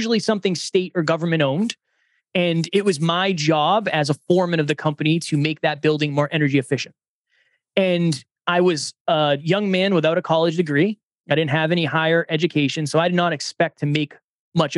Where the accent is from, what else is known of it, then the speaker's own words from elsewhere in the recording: Massachusetts, United States; moved away as an adult; now in New Hampshire, United States; I was born and raised in Massachusetts